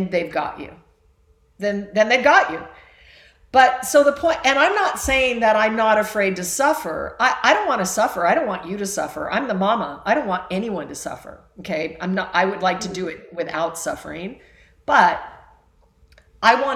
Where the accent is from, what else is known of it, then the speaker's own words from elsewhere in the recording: Alaska, United States; I was raised in Alaska